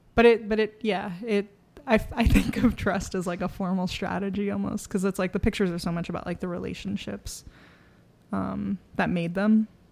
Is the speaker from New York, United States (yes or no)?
yes; New York City, New York, United States; I grew up in the Bronx.